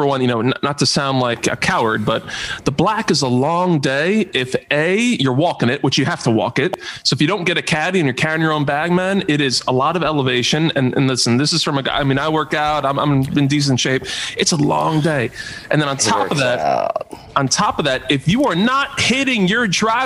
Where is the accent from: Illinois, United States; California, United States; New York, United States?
New York, United States; Bethpage; now in Old Brookville, United States; I'm from Bethpage. So I grew up, went to Bethpage High School, Bethpage Middle School.